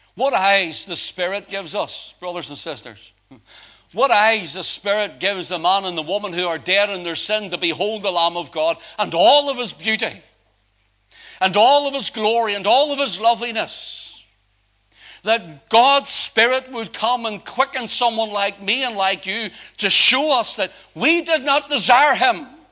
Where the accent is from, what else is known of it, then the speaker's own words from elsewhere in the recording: Belfast, Northern Ireland, United Kingdom; I grew up down in Belfast